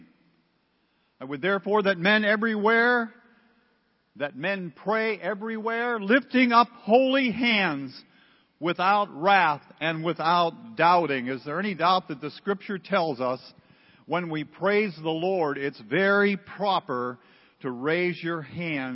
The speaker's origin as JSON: {"language": "English", "town": "Pittsburgh", "region": "Pennsylvania", "country": "United States", "said": "I'm from Pittsburgh"}